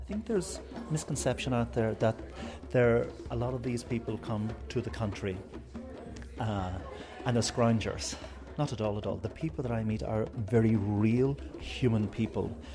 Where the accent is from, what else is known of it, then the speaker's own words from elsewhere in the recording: Ireland; We as Irish people